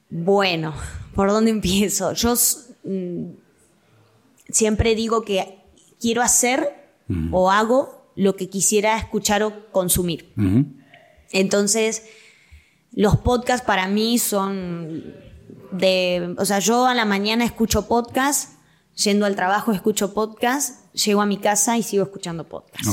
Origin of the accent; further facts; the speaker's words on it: Quilmes, Buenos Aires Province, Argentina; accent: rioplatense; moved away as an adult; now in Guadalajara, Mexico; Quilmes es mi ciudad natal.